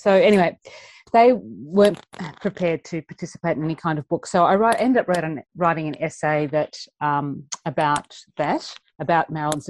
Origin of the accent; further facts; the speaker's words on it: Southeast Queensland, Australia; No, I grew up in Southeast Queensland.